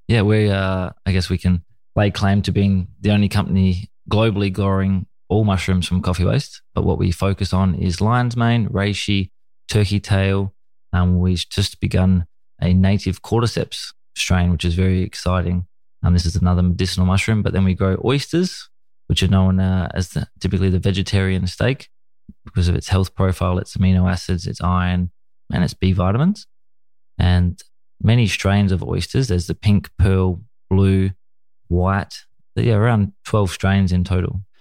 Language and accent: English; Australia; my childhood was uh, a typical you know Australian young boy watching you know football on the TV and playing cricket in the in the summers